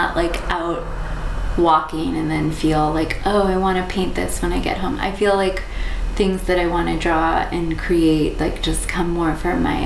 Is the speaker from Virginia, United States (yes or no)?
yes; Southwest Virginia, United States; moved away as an adult; also born or lived in Boston, Massachusetts; I was born in Boston, but my family moved to Southwest Virginia when I was 9